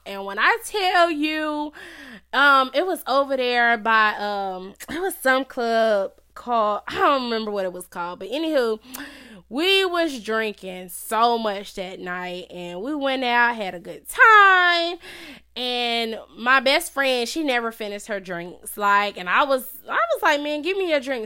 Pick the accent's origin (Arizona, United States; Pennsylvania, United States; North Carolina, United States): North Carolina, United States; Charlotte; I was born and raised in Charlotte, North Carolina